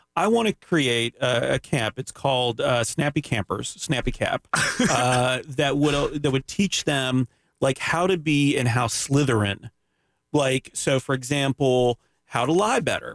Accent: Canada; now in Winter Park, United States; I'm Canadian

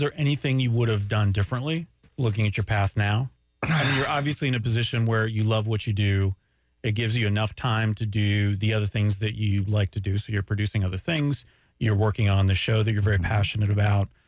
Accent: Daytona Beach, Florida, United States; also born or lived in Montreal, Canada; raised in Daytona Beach, Florida.

